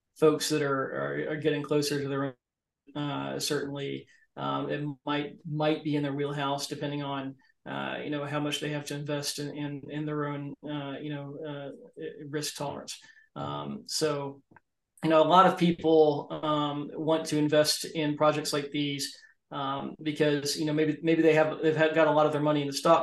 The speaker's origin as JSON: {"language": "English", "region": "Oklahoma", "country": "United States", "tie": "born or raised there", "also_born_or_lived": "Arizona", "moved": "yes", "said": "where I grew up in Oklahoma"}